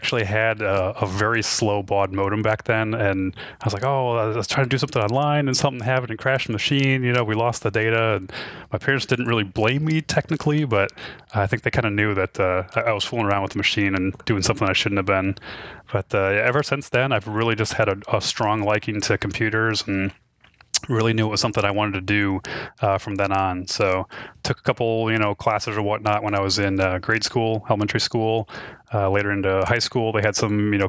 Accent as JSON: {"language": "English", "town": "Detroit", "region": "Michigan", "country": "United States", "tie": "born or raised there", "moved": "as an adult", "lives_now": "Columbus, United States", "said": "I originally grew up in near Detroit, Michigan. Went there all the way through high school"}